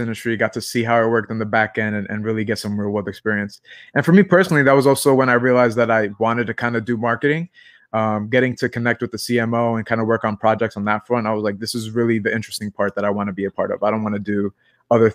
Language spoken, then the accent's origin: English; New York City, New York, United States; also born or lived in New Haven; I'm from Brooklyn, New York